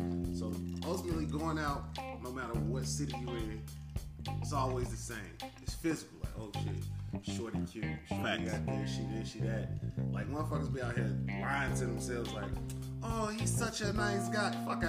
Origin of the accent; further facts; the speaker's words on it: Chicago, Illinois, United States; moved away as an adult; now in Memphis, United States; I'm from Chicago. I moved to Memphis about 6 months ago.